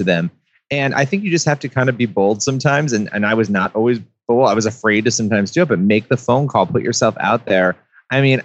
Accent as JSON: {"language": "English", "town": "Rochester", "region": "New York", "country": "United States", "tie": "born or raised there", "said": "I grew up in Rochester, New York"}